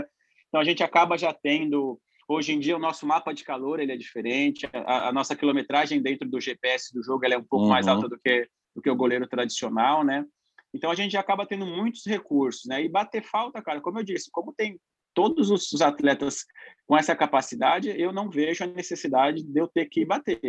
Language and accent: Portuguese; São Paulo, Brazil; Eu sou de Itaquera, né? Sou de Quebrada, Zona Leste